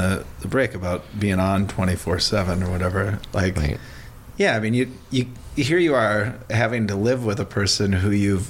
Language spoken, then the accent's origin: English; Elk River, Minnesota, United States; I'm from Elk River.